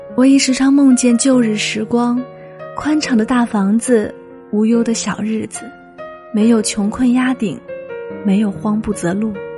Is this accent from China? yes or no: yes; Fujian, China; moved away as an adult; now in Guangzhou, China; 六年前，我从福建老家嫁至广州